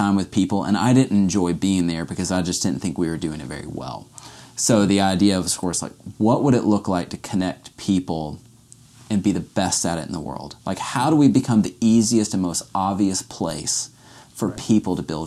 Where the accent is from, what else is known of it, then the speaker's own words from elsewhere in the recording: Atlanta, Georgia, United States; I grew up in Atlanta, grew up with a Christian family, Christian home